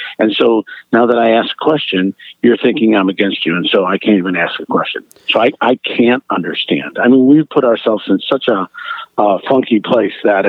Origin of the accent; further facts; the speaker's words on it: Cleveland, Ohio, United States; I grew up in Cleveland